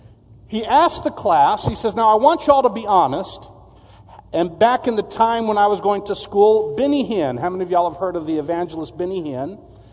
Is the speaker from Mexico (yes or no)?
yes; Mexico; also born or lived in McAllen, United States / San Antonio, United States; I'm actually originally from Texas. I was born in McAllen, Texas, San Juan, which is right outside of McAllen. And my parents were missionaries. I grew up in Mexico